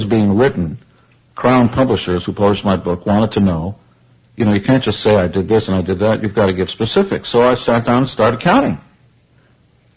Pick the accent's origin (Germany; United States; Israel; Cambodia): Israel; I come from Israel